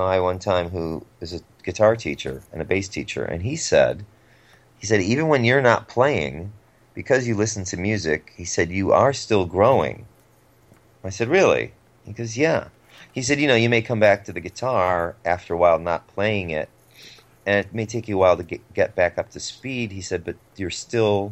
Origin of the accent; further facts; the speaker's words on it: Cleveland, Ohio, United States; now in Los Angeles, United States; I grew up in Cleveland